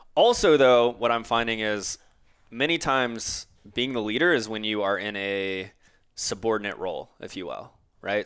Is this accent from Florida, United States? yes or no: yes; Orlando, Florida, United States; growing up in Orlando